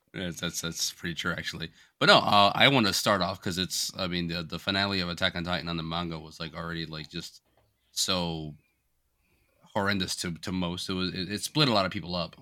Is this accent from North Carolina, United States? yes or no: no; Florida, United States; moved away; growing up in Florida